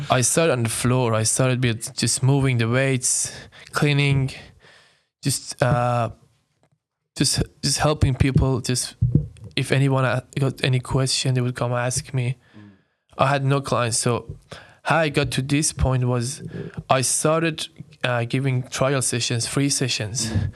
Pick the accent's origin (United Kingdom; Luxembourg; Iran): Iran; moved away as an adult; now in Sydney, Australia; I'm, I'm born and raised in Iran. I came to Australia when I was nineteen